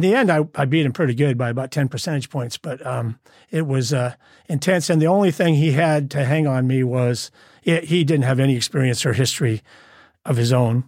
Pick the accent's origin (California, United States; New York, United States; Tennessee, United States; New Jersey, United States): California, United States; Southern; also born or lived in Glendale, California / Arizona; now in Humboldt County, United States; most of my childhood was spent in Southern California.